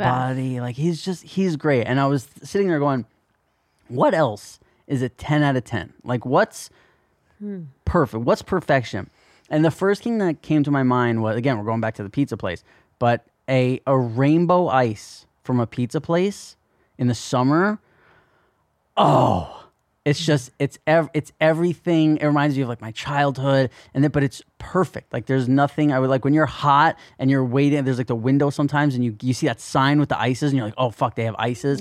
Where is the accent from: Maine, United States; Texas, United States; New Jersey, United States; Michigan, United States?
New Jersey, United States; growing up in New Jersey